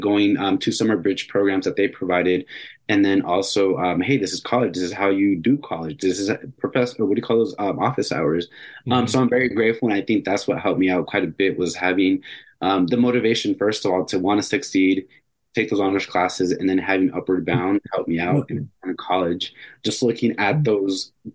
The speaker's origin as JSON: {"language": "English", "town": "Phoenix", "region": "Arizona", "country": "United States", "tie": "born or raised there", "said": "I grew up in Phoenix, and I grew up in the inner city and the bad side of town"}